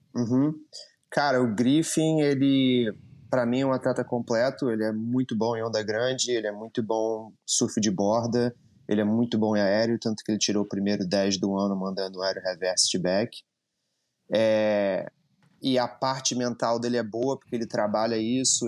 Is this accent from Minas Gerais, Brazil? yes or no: no; Rio de Janeiro, Brazil; moved away as an adult; now in United States; E eu sou do Rio de Janeiro, do Postinho, eu e o André, a gente cresceu surfando lá